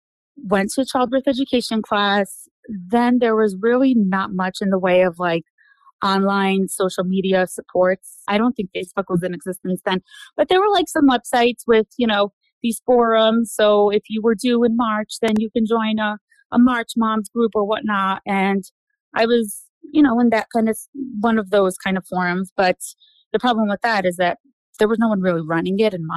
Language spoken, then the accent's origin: English; New York City, New York, United States; I'm originally from Brooklyn, good old Brooklyn, New York. Grew up there